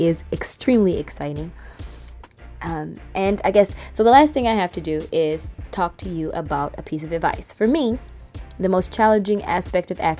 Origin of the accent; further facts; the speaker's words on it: Riverdale, Georgia, United States; moved away as an adult; now in New York, United States; I am originally from Riverdale, Georgia, which is just outside of Atlanta. And I moved to New York to go to school